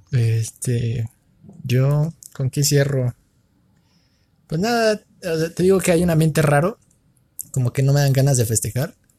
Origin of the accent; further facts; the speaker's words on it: Mexico; como mexicano